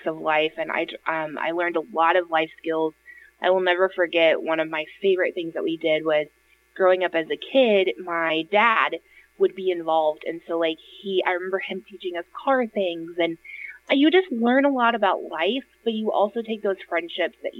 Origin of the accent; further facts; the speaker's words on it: Illinois, United States; now in Indianapolis, United States; I grew up in Illinois